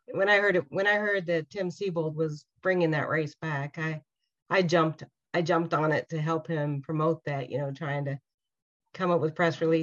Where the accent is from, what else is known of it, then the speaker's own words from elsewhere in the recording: the Southwest, Arizona, United States; now in Indiana, United States; I grew up out there in the Southwest, and I grew up around all these mountains and red rocks and cliffs and canyons